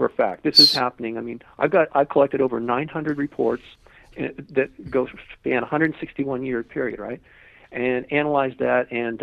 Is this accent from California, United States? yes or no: yes; Malibu, California, United States; I grew up in Malibu